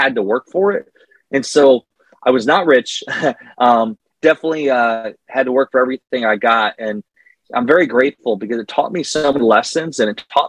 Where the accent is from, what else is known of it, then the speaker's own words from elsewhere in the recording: Northeast Iowa, United States; I grew up in Northeast Iowa